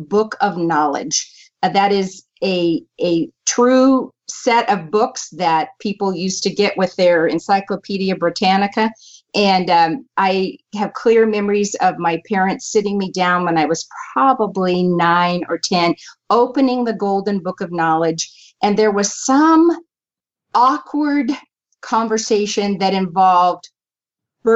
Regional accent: San Diego, California, United States; I was born in San Diego, California.

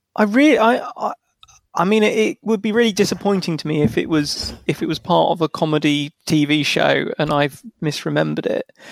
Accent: Liverpool, North West England, United Kingdom; accent: Liverpool; my, my Liverpool accent

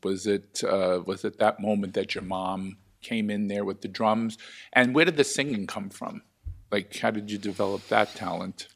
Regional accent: New York, United States; gay man growing up in New York

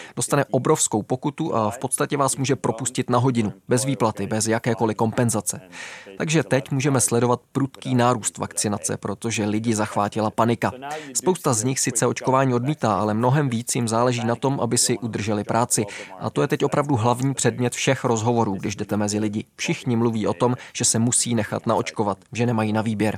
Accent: Netherlands; now in Russia; v Holandsku, odkud pocházím

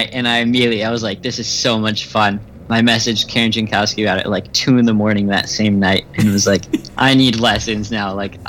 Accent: Olympus Rally area, Washington, United States; I'm actually very local to Olympus. Like, it is in my hometown.

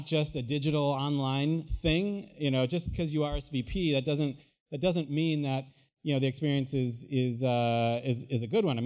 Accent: Illinois, United States; moved away; also born or lived in Iowa; I grew up in Illinois. I went to school in Iowa. I grew up in my family's paint store

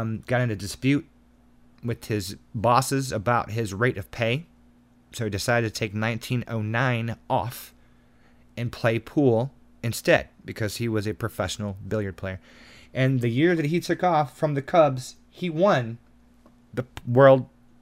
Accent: Chicago, Illinois, United States; I'm from Chicago

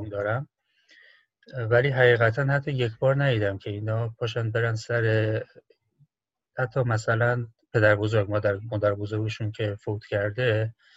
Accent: Iran; also born or lived in China; now in Hong Kong; جواب میدی که ایرانی هستم

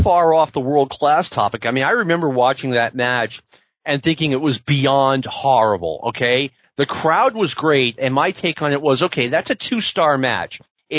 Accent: New York City, New York, United States; It reminds me of growing up in Queens.

